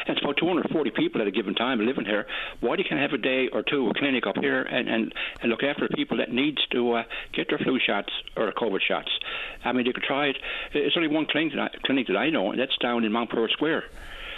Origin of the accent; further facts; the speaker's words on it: Newfoundland and Labrador, Canada; I'm a Newfoundlander, I talk fast